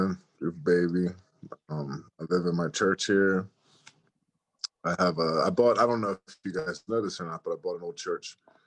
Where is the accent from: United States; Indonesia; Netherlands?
United States; Chester, Pennsylvania; also born or lived in Upper Darby, Pennsylvania; I grew up in like Upper Darby area. Well, actually I grew up in Chester first.